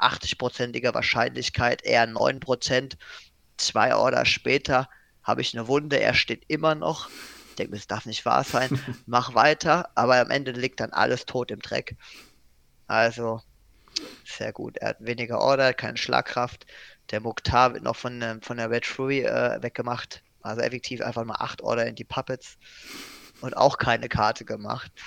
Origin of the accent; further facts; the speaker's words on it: Germany; als Deutscher